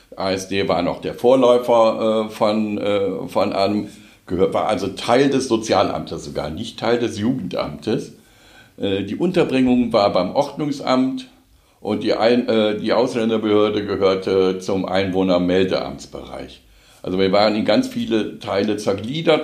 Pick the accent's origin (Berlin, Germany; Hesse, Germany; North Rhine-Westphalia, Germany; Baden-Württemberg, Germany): North Rhine-Westphalia, Germany; Cologne; moved away as an adult; now in Wuppertal, Germany; als Kölner